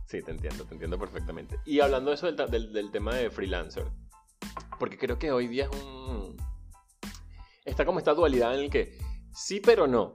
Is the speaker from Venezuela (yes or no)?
yes; Venezuela; moved away; Soy venezolano, emigrante, soñador y un ciudadano del mundo